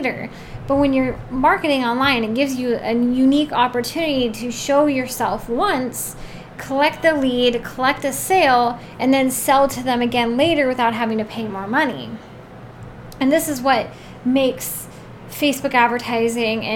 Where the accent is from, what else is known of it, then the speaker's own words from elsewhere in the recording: Oregon, United States; I'm from Oregon